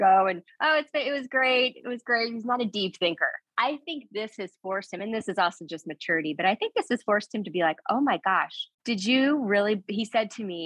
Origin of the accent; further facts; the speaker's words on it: Missouri, United States; I'm from Missouri